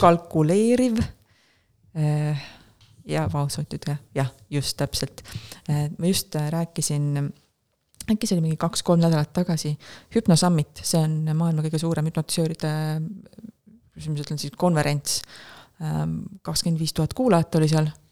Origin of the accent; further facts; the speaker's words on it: Estonia; ma olen Euroopast, ma olen Eestist